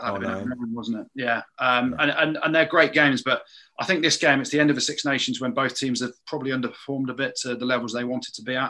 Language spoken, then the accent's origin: English; England, United Kingdom; as an Englishman